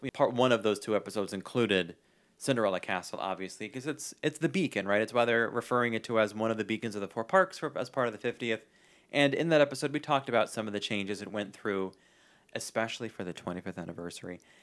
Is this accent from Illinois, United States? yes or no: no; New York City, New York, United States; I grew up in New York